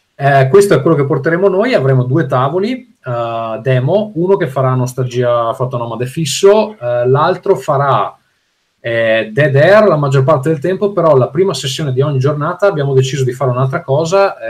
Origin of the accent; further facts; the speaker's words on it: Veneto, Italy; compagnia di giovani designer veneti, che è come me